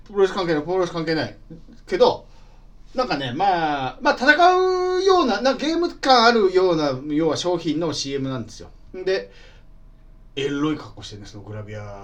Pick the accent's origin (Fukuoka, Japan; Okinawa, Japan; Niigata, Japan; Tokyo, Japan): Niigata, Japan; 僕新潟ですけど、母親新潟に嫁に出たわけですよ